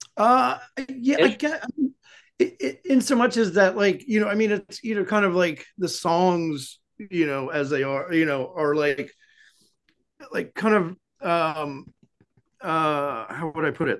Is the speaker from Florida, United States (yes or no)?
no; Souderton, Pennsylvania, United States; born or raised there; moved away as an adult; now in Philadelphia, United States